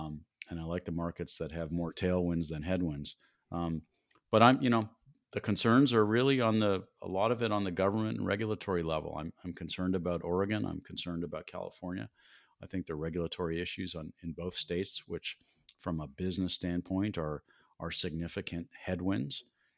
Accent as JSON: {"language": "English", "country": "Canada", "moved": "yes", "lives_now": "Denver, United States", "said": "When I moved to Denver in 1978 from Canada, it was, you know, a medium-sized town, but so different than the city it is today, 42 years later."}